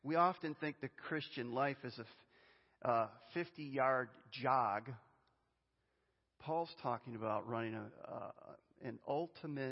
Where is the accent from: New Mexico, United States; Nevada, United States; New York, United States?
New York, United States; Western; I grew up in Western New York